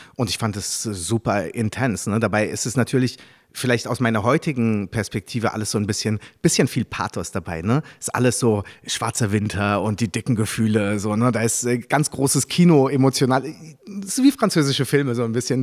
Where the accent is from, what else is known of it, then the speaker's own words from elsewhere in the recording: Germany; first language French; German is a second language; also born or lived in Paris, France; now in Berlin, Germany; als ich dann, da war ich so zwischen sechs und sieben nach Deutschland gekommen bin